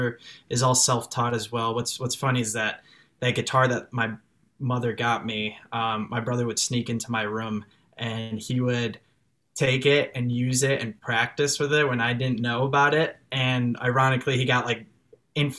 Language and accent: English; Chicago, Illinois, United States; accent: Chicago; first language French; English is a second language; also born or lived in France; I was born in Chicago, but I moved to France like when I was 2 months old